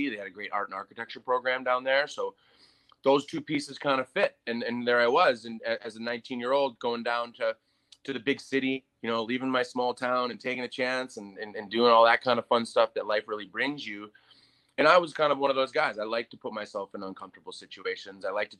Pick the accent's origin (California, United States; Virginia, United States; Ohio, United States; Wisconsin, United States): Wisconsin, United States; Green Bay; moved away as an adult; also born or lived in Chicago; I grew up in Green Bay, Wisconsin. You know, I didn't grow up in a big town.